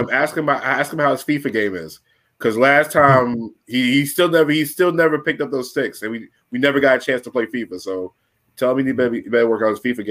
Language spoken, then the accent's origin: English; Charlotte, North Carolina, United States; In Charlotte. I grew up in Charlotte.